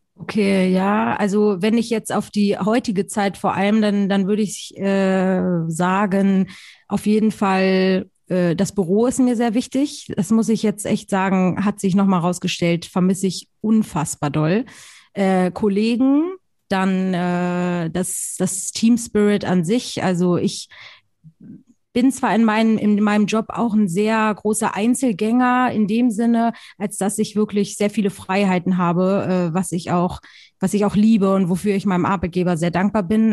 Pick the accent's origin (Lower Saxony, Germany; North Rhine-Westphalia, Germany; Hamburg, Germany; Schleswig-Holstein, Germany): Hamburg, Germany; Ich komme original aus Hamburg